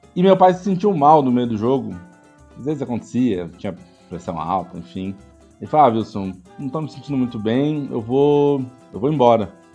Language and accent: Portuguese; Porto Alegre, Rio Grande do Sul, Brazil; moved away as an adult; now in São Paulo, Brazil; eu sou nascido em Porto Alegre, mas moro em São Paulo há muitos anos, desde 94.